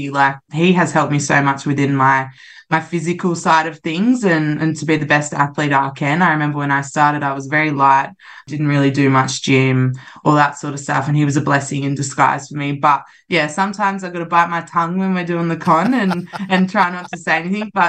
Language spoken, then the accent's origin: English; Central Coast, New South Wales, Australia; i'm really proud to be from the central coast